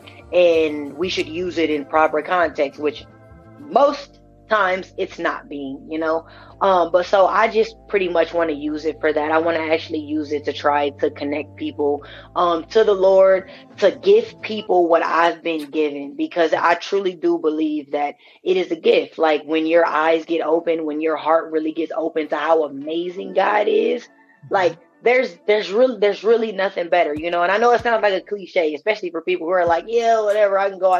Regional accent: Omaha, Nebraska, United States; I'm from Omaha

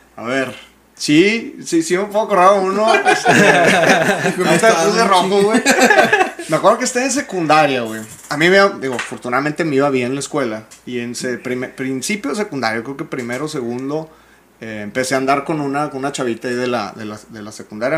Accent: Monterrey, Nuevo León, Mexico; soy regio

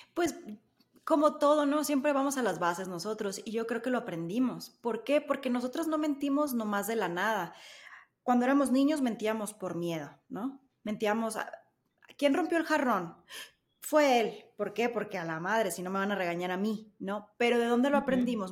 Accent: Sonora, Mexico; now in Mexico City, Mexico; en el norte, al menos en Sonora, somos un poco más directos

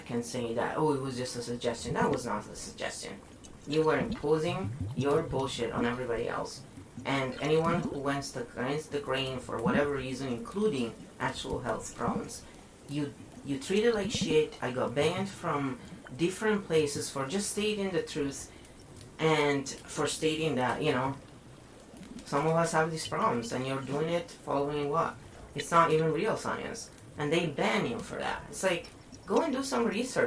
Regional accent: Italy; born or raised there

